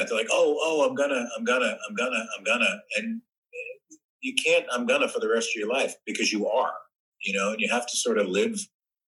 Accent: New Jersey, United States; also born or lived in New York; I grew up in New York, born in New York, grew up in New Jersey, been in and out of New York City my whole youth

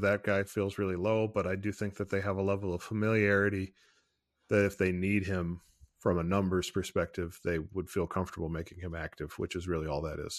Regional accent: Ohio, United States; I'm from Ohio, and I am proud

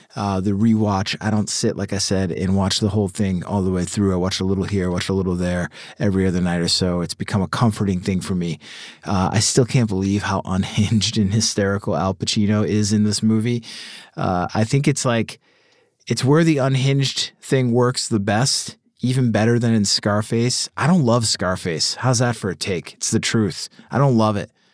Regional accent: Boston, Massachusetts, United States; I'm from Boston

